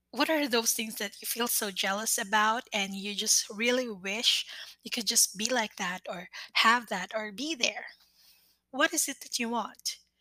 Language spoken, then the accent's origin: English; Philippines; I am a Filipina